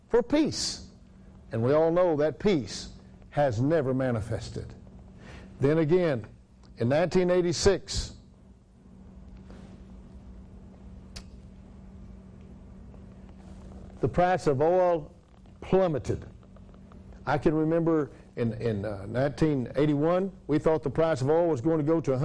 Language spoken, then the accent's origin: English; Tye, Texas, United States; that's where I grew up, right outside of Ty, Texas.